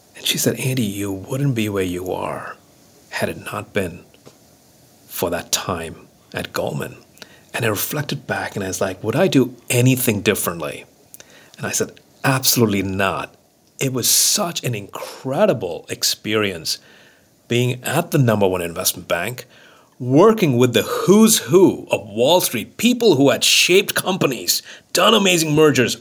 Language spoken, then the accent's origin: English; Mumbai, Maharashtra, India; moved away; growing up in Mumbai in that small apartment